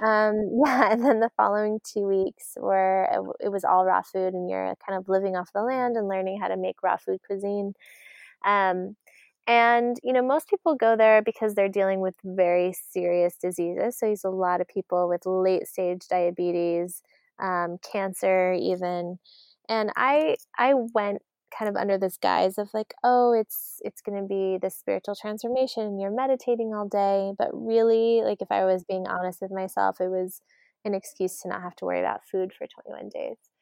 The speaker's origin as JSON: {"language": "English", "region": "Arizona", "country": "United States", "tie": "born or raised there", "said": "we grew up in Arizona"}